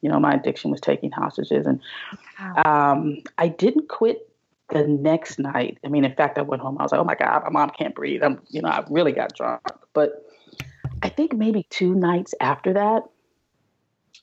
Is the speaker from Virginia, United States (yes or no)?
no; California, United States; also born or lived in Pasadena / Los Angeles / San Diego; I'm a California native.